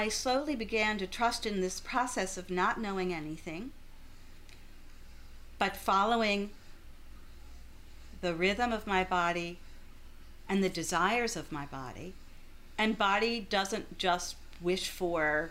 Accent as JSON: {"language": "English", "town": "Louisville", "region": "Kentucky", "country": "United States", "tie": "born or raised there", "moved": "yes", "lives_now": "Philadelphia, United States", "said": "my hometown, Louisville, Kentucky"}